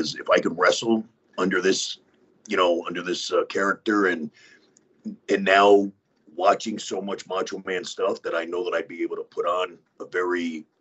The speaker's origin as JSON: {"language": "English", "area": "Westchester", "region": "New York", "country": "United States", "tie": "born or raised there", "moved": "yes", "said": "I'm from Westchester. I graduated high school in that building"}